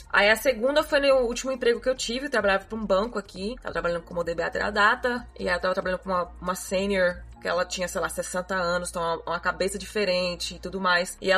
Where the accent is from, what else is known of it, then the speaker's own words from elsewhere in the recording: United States; Portuguese is a second language; porque eu sou americana